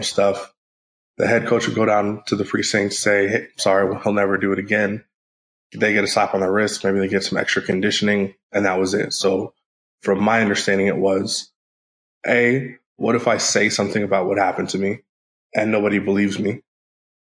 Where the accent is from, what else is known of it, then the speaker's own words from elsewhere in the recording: Northern California, United States; I'm from Northern California